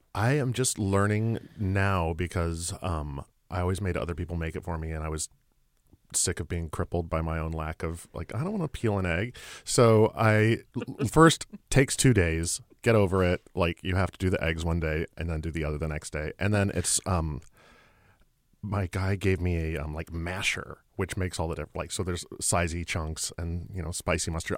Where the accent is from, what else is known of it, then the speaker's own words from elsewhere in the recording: Texas, United States; moved away; I grew up in Texas